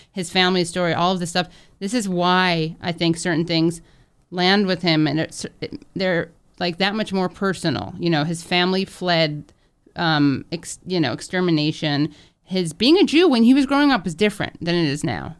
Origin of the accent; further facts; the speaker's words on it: New York, United States; growing up in New York